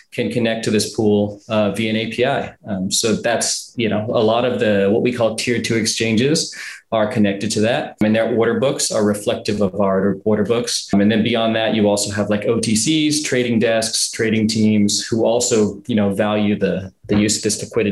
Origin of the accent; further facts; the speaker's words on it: Southern California, United States; moved away as an adult; now in China; I was born in California, Southern California